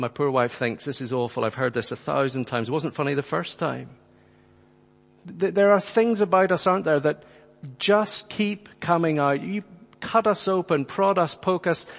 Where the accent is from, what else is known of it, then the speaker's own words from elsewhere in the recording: Northern Ireland, United Kingdom; friends who I grew up with in Northern Ireland